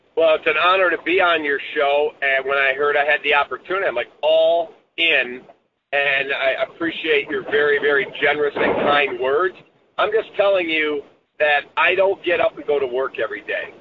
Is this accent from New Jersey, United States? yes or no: no; Chicago, Illinois, United States; It's my hometown. I'll always be a Chicagoan